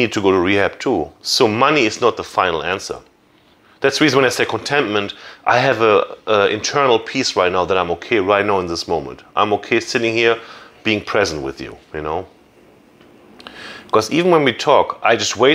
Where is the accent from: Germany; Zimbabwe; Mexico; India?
Germany; English is a second language; also born or lived in Jacksonville, Florida; now in United States; I'm from Germany.